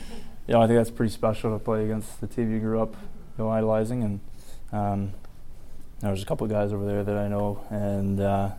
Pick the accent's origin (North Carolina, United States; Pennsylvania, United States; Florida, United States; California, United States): California, United States; Gilroy; born or raised there